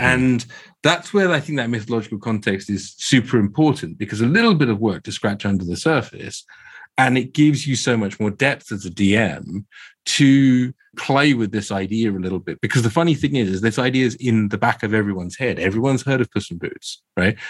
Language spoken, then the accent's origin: English; Croydon, London, United Kingdom; I can tell by my accent, they grew up in, in sunny Croydon